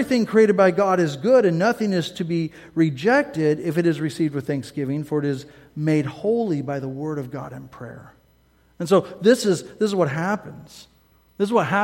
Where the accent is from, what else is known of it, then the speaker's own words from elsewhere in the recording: Midwest, United States; I'm from the Midwest, meat and taters all the way